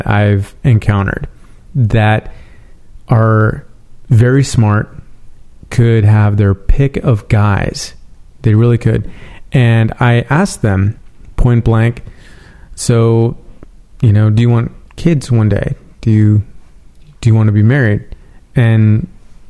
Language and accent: English; San Francisco, California, United States; now in Los Angeles, United States; I'm from San Francisco